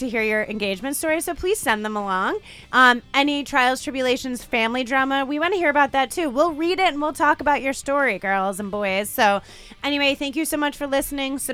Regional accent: Midwest, United States; now in New England, United States; I was from the Midwest

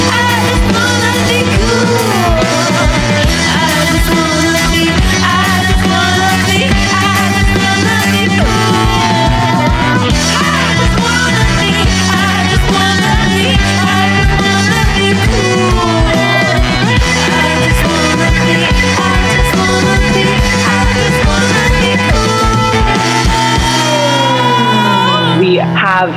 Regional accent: Phoenix, Arizona, United States; moved away as an adult; now in Kansas City, United States; I've been in Kansas City for about 8 years, but I am originally from Phoenix, Arizona

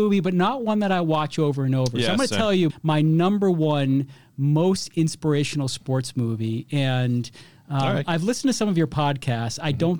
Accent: Boston, Massachusetts, United States; I grew up in Boston

